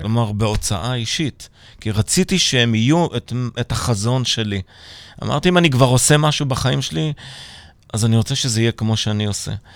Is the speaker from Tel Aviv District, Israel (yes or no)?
no; Petah Tikva, Central District, Israel; also born or lived in Pardes Hanna-Karkur / Manchester; נולדתי הרי בפתח תקווה